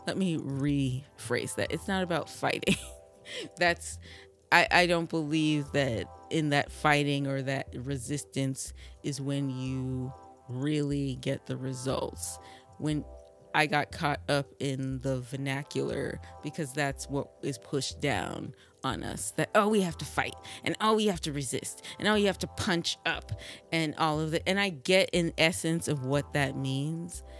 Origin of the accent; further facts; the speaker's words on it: Vermont, United States; now in Brooklyn, United States; I grew up in Vermont